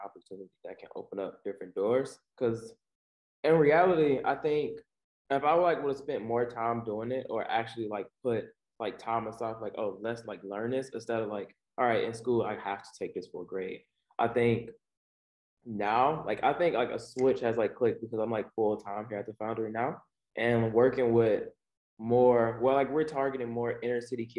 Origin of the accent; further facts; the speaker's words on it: Cleveland, Ohio, United States; I grew up on the east side of Cleveland, inner city